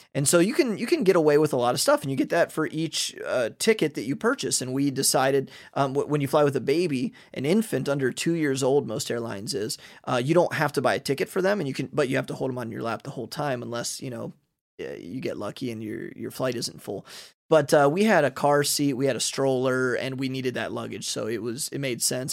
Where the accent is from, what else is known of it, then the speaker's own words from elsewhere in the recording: Ohio, United States; moved away as an adult; now in Hungary; I'm from Ohio